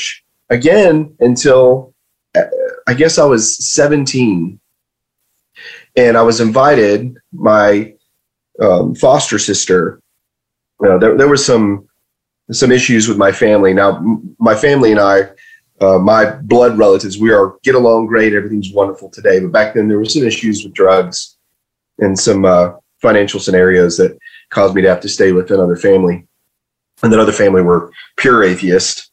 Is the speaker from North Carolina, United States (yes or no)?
yes; Western North Carolina, United States; also born or lived in Michigan / Maine; we moved down south here and when I was 5. And believe it or not, where I'm at right now, I'm actually about 2 miles away from where we moved when I was a kid as a kindergartner. And so I was raised in the South